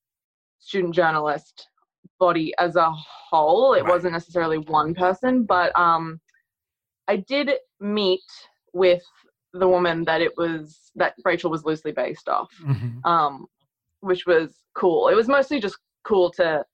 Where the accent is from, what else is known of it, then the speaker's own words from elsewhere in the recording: Australia; we're both from Australia